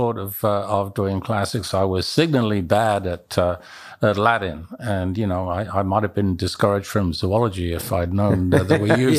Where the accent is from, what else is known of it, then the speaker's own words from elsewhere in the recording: Kenya; And you know, I was raised in Kenya. I was in boarding school in Nairobi when the Leakeys were making their big discoveries.